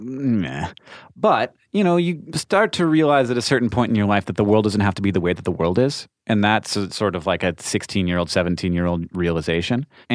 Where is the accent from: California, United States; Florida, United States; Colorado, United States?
Florida, United States; Orlando; No, I grew up in Orlando.